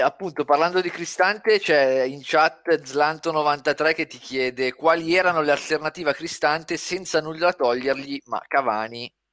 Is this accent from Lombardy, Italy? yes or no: yes; province of Varese, Lombardy, Italy; la festa della birra del mio paese